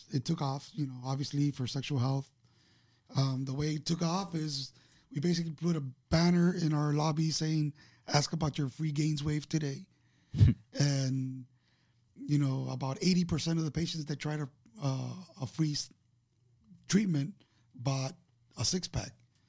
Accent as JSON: {"language": "English", "town": "Miami", "region": "Florida", "country": "United States", "tie": "born or raised there", "said": "Born and raised in Miami."}